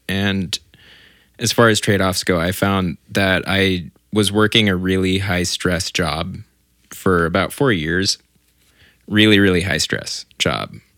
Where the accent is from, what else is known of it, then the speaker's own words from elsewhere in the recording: Orange County, California, United States; I grew up in Orange County